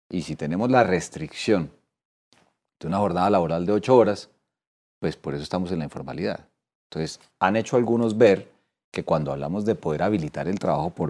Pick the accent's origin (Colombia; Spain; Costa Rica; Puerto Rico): Colombia; Entonces nosotros como colombianos, más allá de esta discusión, tenemos que dar el debate